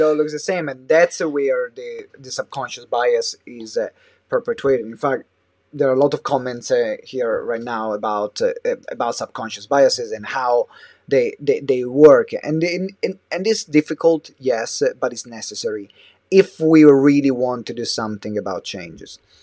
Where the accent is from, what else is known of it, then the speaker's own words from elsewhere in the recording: Italy; moved away as an adult; now in London, United Kingdom; I moved away from Italy